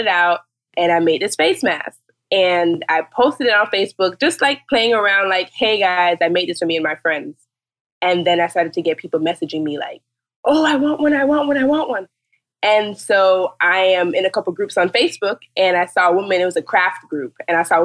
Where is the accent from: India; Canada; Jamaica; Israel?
Jamaica; now in Fort Lauderdale, United States; I am from Jamaica and I live in Fort Lauderdale